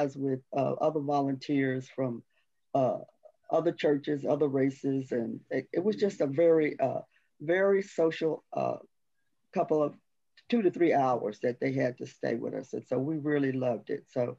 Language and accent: English; Dallas, Texas, United States; I am from Dallas. I'm from a all African-American community in Dallas